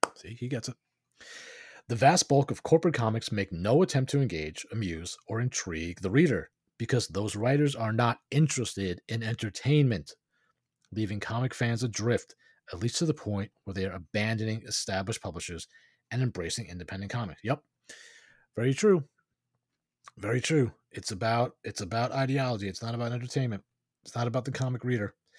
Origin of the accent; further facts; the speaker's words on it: New York, United States; moved away; I'm originally from New York.